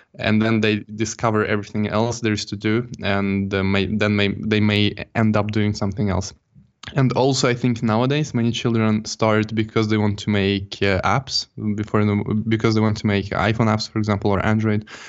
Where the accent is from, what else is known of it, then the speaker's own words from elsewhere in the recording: Jönköping, Jönköping County, Sweden; moved away; also born or lived in Stockholm; I'm not originally from Stockholm. I'm from a town called Jönköping, and it's a bit south of Stockholm